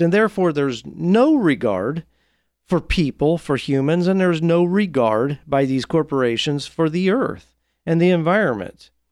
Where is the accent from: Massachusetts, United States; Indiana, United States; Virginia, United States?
Indiana, United States; Marion; my hometown I grew up in Marion, Indiana